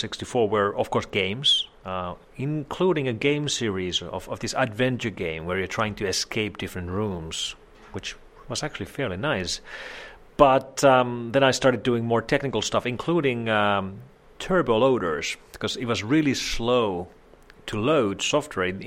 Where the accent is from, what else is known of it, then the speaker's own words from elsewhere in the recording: Helsinki, Uusimaa, Finland; I was born here in Helsinki area in Finland, and I've lived all my life here. I've never lived anywhere else